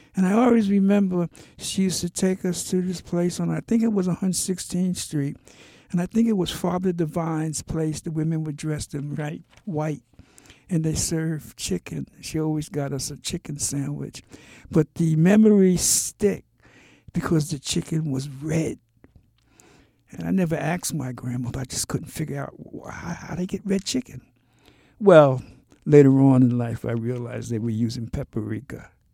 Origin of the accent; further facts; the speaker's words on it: New York City, New York, United States; also born or lived in Harlem, New York; I grew up in Brooklyn. My family moved when I was two